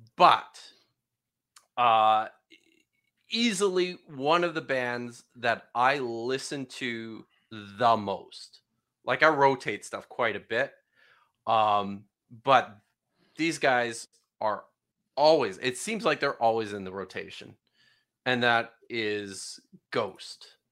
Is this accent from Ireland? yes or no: no; Canada; moved away as an adult; also born or lived in United Kingdom / Norway; I grew up in Canada.